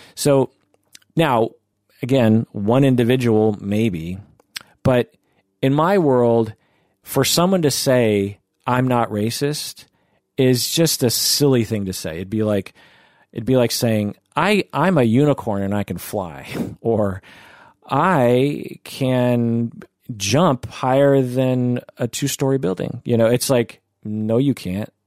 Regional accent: outside Seattle, Washington, United States; I grew up twenty-five minutes out of Seattle

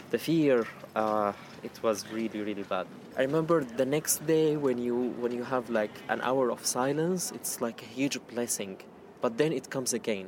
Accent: Syria; moved away as an adult; now in United Kingdom; I'm from Syria. I came here to the UK 1 year and a half in September 2015

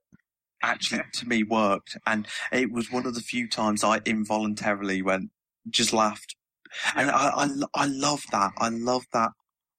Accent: United Kingdom; I'm British

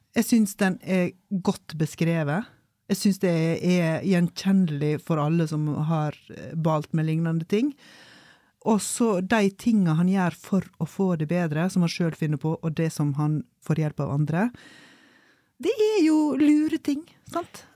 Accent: Solheimsdalen, Vestland, Norway; hjemme i Solheimsdalen

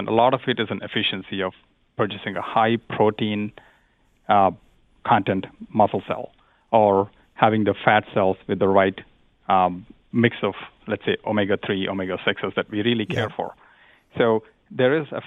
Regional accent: India; moved away; I grew up in India

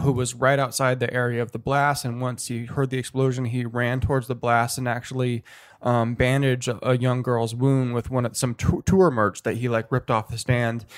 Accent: Seattle, Washington, United States; the Sasquatch Music Festival in my hometown, uh, Seattle.

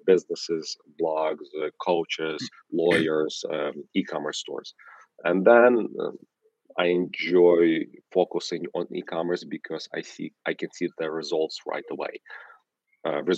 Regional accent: Ukraine; English is a second language; now in New York, United States; I'm originally from Ukraine, that's why I have an accent, but live for half of my life here in New York

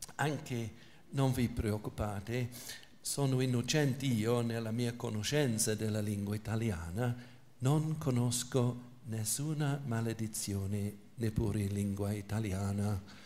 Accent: England, United Kingdom; Italian is a second language; moved away; sono inglese, quindi l'italiano non è la mia lingua materna

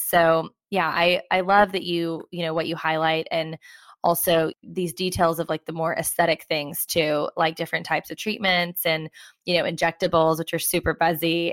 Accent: United States; now in London, United Kingdom; I am American, you know, living in London

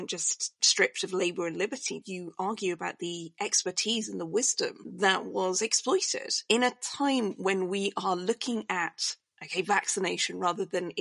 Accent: United Kingdom; I'm British

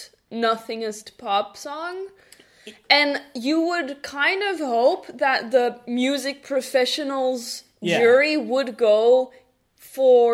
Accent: Belgium; first language Dutch; English is a second language; We're from Belgium

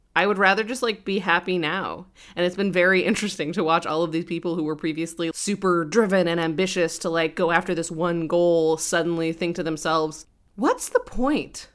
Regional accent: Colorado, United States; now in Brooklyn, New York, United States; I, I grew up in Colorado

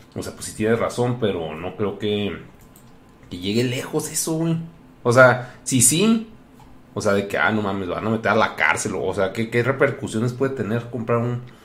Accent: Mexico; moved away; ya el hecho que le diga soccer indica que pues ya no soy mexicano

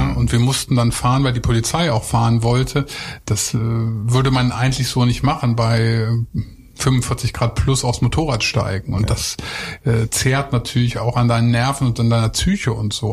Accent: Lower Saxony, Germany; ich komme ja eigentlich vom Bauernhof. Ich bin aus Niedersachsen

